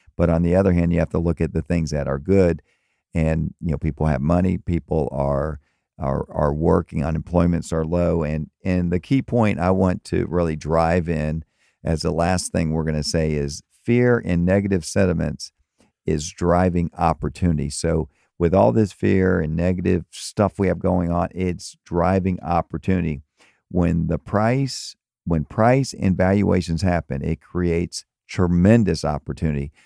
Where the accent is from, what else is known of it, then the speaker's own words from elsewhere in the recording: Tampa and Miami, Florida, United States; also born or lived in Maryland; now in Fort Myers, United States; I grew up in Tampa and Miami and moved to Maryland for twenty years